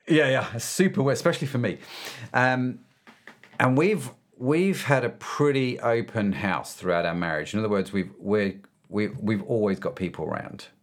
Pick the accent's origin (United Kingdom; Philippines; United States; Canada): United Kingdom; They assumed I'm a Christian because I'm British